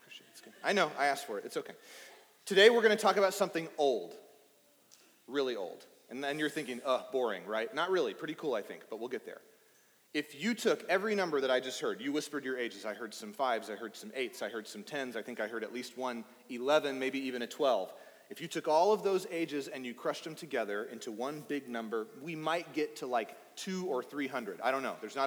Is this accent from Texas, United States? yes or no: yes; East Texas, United States; I grew up in East Texas